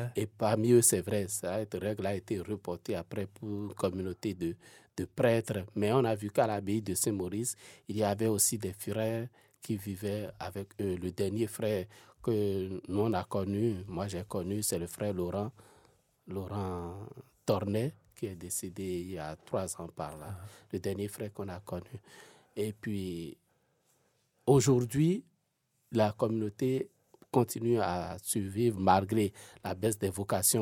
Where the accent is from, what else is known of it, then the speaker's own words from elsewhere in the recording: Benin; now in Switzerland; moi, je viens de l'Afrique de l'Ouest, ah ah. d'un pays qu'on appelle le Bénin